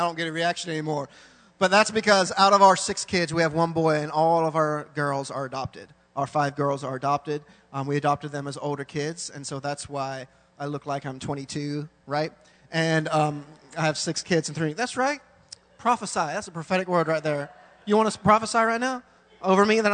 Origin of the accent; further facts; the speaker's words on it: England, United Kingdom; now in Thailand; I was born in England, so I'm British